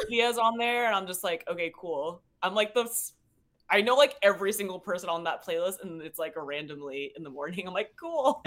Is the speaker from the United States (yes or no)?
yes; Seattle, Washington, United States; moved away as an adult; now in Los Angeles, United States; I'm originally from Seattle, Washington